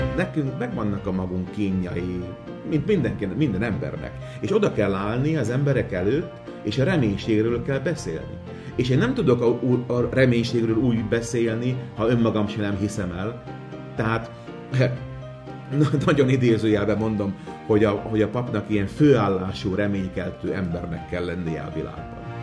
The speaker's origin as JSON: {"language": "Hungarian", "town": "Komárno", "region": "Nitra Region", "country": "Slovakia", "tie": "born or raised there", "first_language": "Hungarian", "said": "Én Komáromból származok, és Komáromban az akkori plébános Matuska Pálkalnok úr volt, az én gyerekkoromban"}